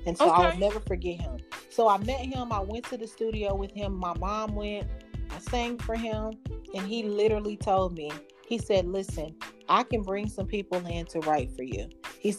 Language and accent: English; Dallas, Texas, United States; also born or lived in St. Louis, Missouri; I was born in Dallas, Texas and raised between Missouri, St. Louis and Dallas.